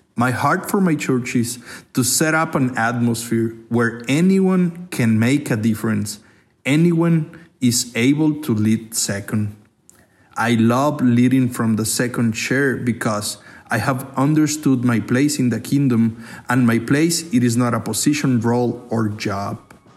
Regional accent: Mexico; English is a second language; from Mexico. I'm gonna try to do my best with my accent and my English

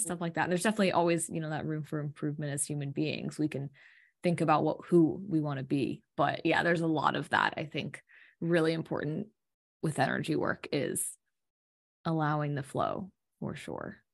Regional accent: United States; growing up in America

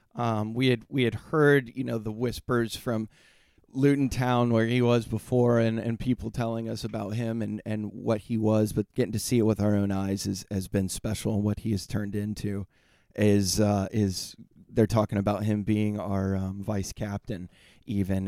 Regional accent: United States; now in San Diego, United States; as an American

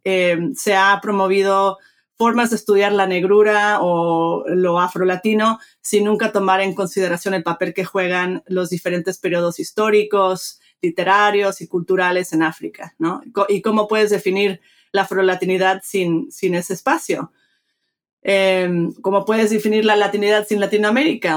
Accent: Mexico; moved away; me crié en México, este, de padre mexicano, de madre americana, crecí bilingüe, bicultural

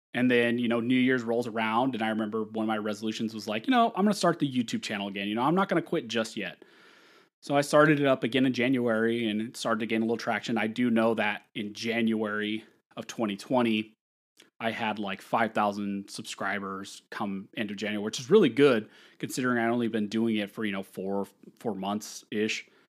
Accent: California, United States; also born or lived in Pennsylvania; a job opportunity in my hometown to work with a local firm

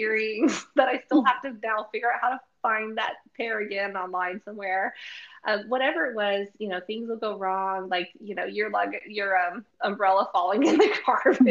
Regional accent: United States; we're from America, so I'm not going to just impose my Americanism

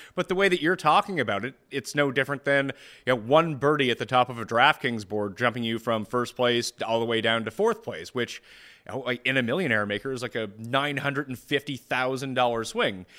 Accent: Canada; I am Canadian

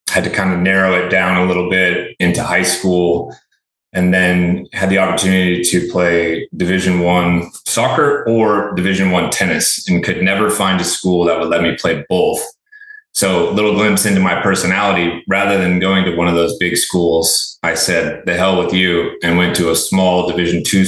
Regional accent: Chico, California, United States; now in Austin, United States; I actually grew up in a small town called Chico, California, Northern California

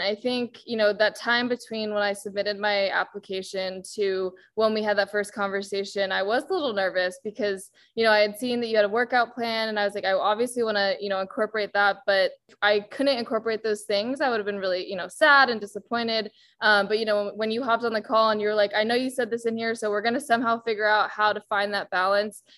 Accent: Bay Area, California, United States; also born or lived in Boston; born and raised in the Bay Area

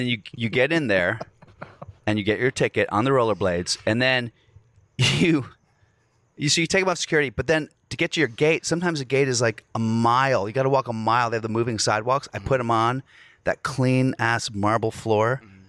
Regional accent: New Zealand; it's my first show ever in America, I'm from New Zealand

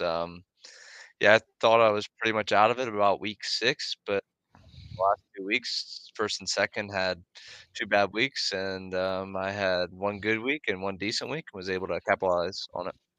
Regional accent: Millersburg, Pennsylvania, United States; Millersburg, PA

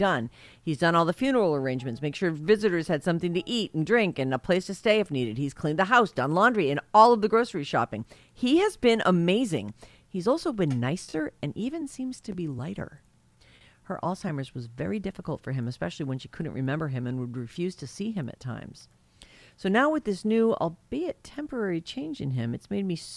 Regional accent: Massachusetts, United States; moved away; I grew up in Massachusetts

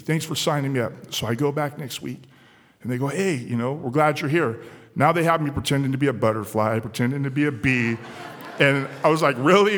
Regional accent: San Diego, California, United States; Where I grew up in San Diego, California, it was an environment that was fueled by crime and drugs

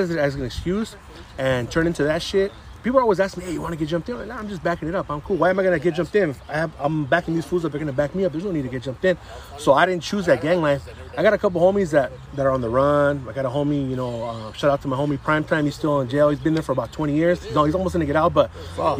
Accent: San Gabriel, California, United States; now in Alhambra, United States; I grew up in San Gabriel.

